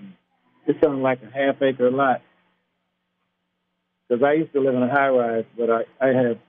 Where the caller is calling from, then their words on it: Cali, Valle del Cauca, Colombia; I'm calling from Cali, Colombia. I live in Colombia now.